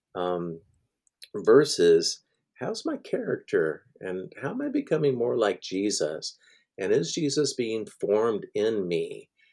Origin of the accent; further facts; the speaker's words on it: Middle Tennessee, United States; I grew up in Middle Tennessee, um, in the Church of Christ